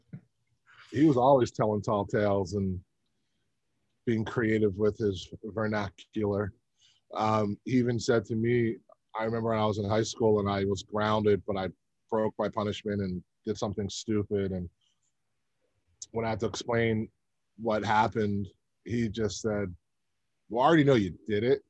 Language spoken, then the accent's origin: English; Philadelphia, Pennsylvania, United States; I was born in Lankenau Hospital in Philadelphia, Woo! PA